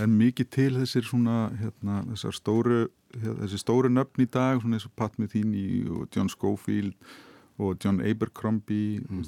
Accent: Hafnarfjörður, Capital Region, Iceland; í Hafnafjörði heimabænum mínum

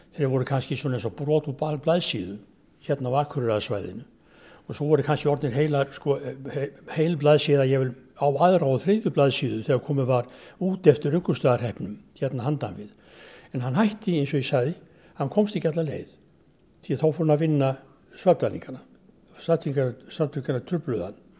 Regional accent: Reykjavík, Capital Region, Iceland; ég er ættaður úr Þingaðasíslu og, og Þrangovatarsíslu og Hólfslipi Reykjavík

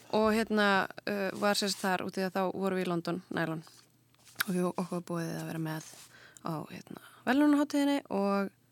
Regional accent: Kópavogur, Capital Region, Iceland; ég er alveg upp í Kópaunum. Já. Uh, ég er bara, já, bara bjóð alla mína tíð í Kópaunum

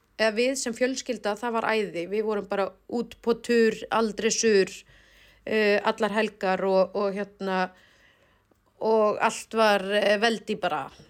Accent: Iceland; also born or lived in Oslo, Norway; við erum frá Íslandi

